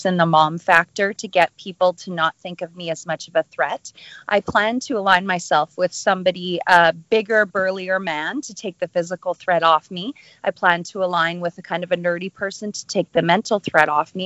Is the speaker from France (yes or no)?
no; Calgary, Alberta, Canada; moved away; Growing up in Calgary, it's a huge wrestling city.